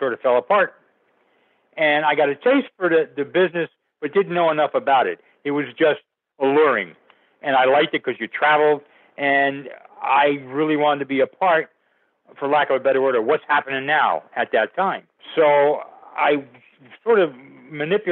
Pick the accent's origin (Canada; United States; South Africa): United States; Passaic, New Jersey; Passaic, New Jersey, which was my hometown.